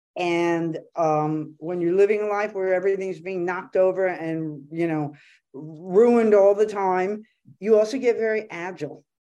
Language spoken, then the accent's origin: English; Los Angeles, California, United States; here in L A, which, you know, my hometown